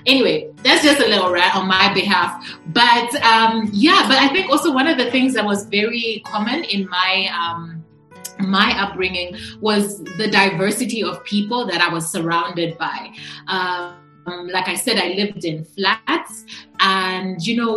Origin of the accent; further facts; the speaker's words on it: Ndola, Copperbelt Province, Zambia; also born or lived in Lusaka; I was born in the capital city, but I actually grew up in sort of the north of the country. Well, I'll just say north of the capital city, in another major city, which is called Ndola.